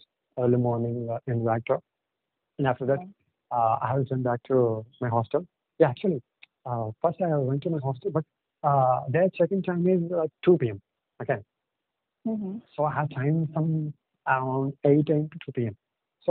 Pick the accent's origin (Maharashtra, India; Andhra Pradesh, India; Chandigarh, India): Andhra Pradesh, India; Visakhapatnam; first language Telugu; English is a second language; I'm from Vizag. I mean, it's in the east coast of India.